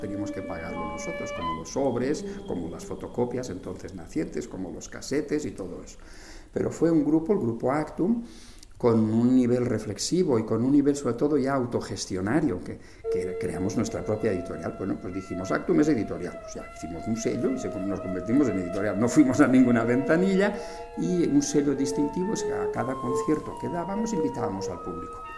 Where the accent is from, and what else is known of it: Spain; born or raised there; moved away as an adult; also born or lived in Madrid